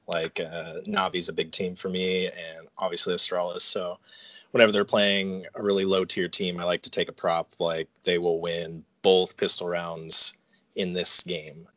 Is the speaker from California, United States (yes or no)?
no; Portland, Oregon, United States; moved away as an adult; now in North Carolina, United States; I was born in Portland, Oregon, and lived there most of my life